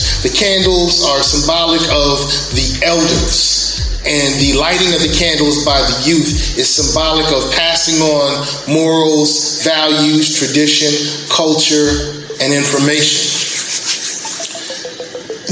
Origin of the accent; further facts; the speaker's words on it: Columbus, Ohio, United States; also born or lived in Brooklyn, New York; I grew up in Columbus, Ohio, and I live here now with my wife and kids